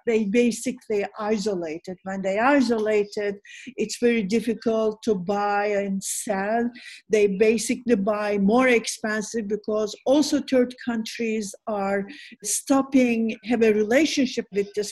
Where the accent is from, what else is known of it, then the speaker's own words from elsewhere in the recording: Istanbul, Turkey; also born or lived in Bodrum; I'm from Istanbul, but this is our summer place